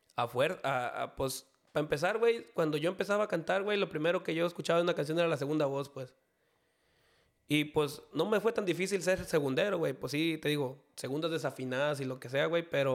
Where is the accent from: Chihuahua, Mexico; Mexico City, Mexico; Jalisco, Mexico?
Jalisco, Mexico; Tuxcacuesco; originario de Tuscacuesco, Jalisco